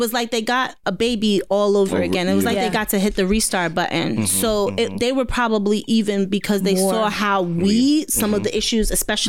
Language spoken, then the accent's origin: English; New York City, New York, United States; I grew up on Farmers and Murdoch in Jamaica, Queens.